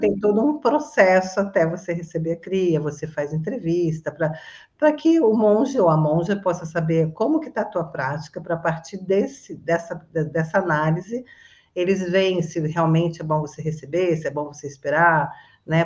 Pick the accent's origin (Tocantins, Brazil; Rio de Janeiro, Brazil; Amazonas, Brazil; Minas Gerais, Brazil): Rio de Janeiro, Brazil; Resende; moved away as an adult; now in Florianópolis, Brazil; eu sou originalmente de Resende, Rio de Janeiro, eu estou morando em Floripa